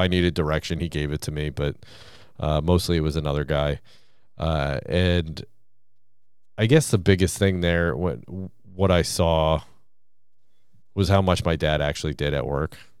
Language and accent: English; Gardner, Massachusetts, United States; my hometown of Gardner, Massachusetts